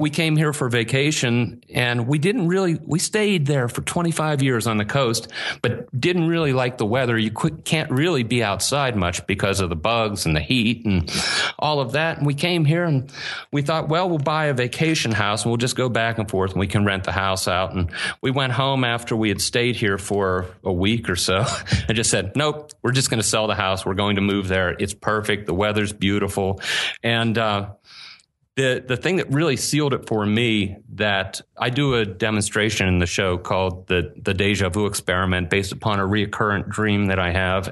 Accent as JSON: {"language": "English", "town": "Pittsburgh", "region": "Pennsylvania", "country": "United States", "tie": "born or raised there", "accent": "Pittsburgh dialect", "moved": "as an adult", "lives_now": "Asheville, United States", "said": "I grew up in Pittsburgh"}